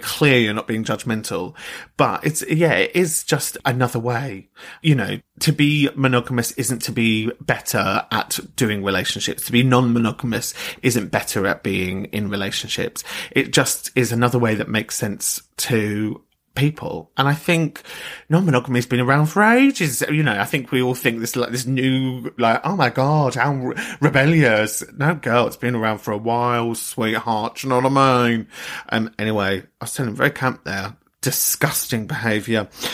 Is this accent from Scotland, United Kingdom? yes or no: no; London, United Kingdom; I come from London